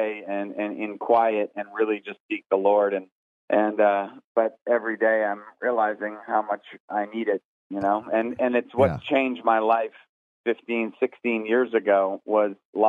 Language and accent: English; Northeast, United States; also born or lived in the South; now in Southern United States; I'm from the Northeast